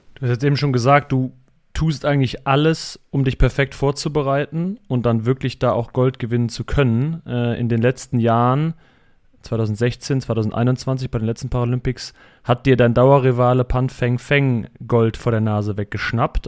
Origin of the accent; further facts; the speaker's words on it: Cologne area, North Rhine-Westphalia, Germany; Ich bin, oder wir sind bei den Köln groß geworden